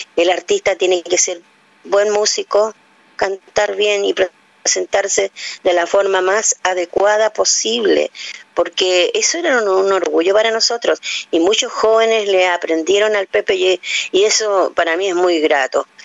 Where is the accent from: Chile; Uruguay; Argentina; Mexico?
Chile; las tonadas más hermosas que pueden haber en mi patria